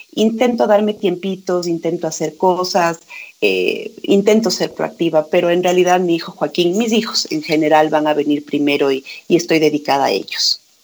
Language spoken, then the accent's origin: Spanish; Quito, Pichincha, Ecuador; yo soy quiteña